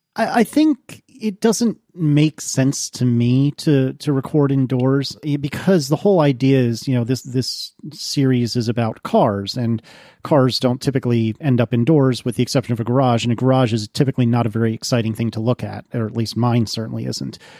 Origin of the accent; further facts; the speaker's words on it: United States; I'm American